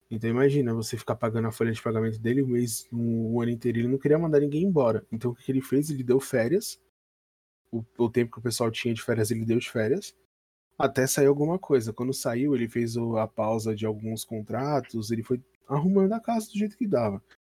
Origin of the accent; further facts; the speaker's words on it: São Paulo, Brazil; a gente é de São Paulo